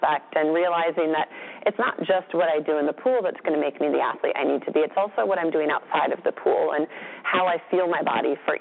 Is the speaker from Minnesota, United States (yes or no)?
yes; Minnesota, United States; We had a milkman growing up in Minnesota